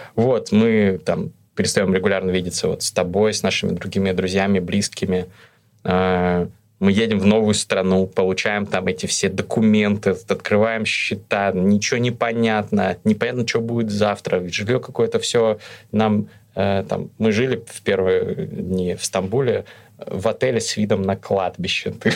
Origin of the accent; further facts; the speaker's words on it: Russia; moved away as an adult; also born or lived in Kazakhstan / Moscow, Russia; now in Istanbul, Turkey; Я родился в Казахстане, но когда было мне несколько месяцев, мы с семьей переехали в Россию